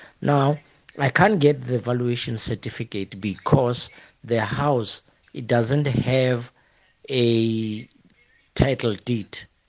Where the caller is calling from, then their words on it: Thaba Nchu, Free State, South Africa; I'm calling from Tabanchu in the Free State. Formerly, it was Buputatswana.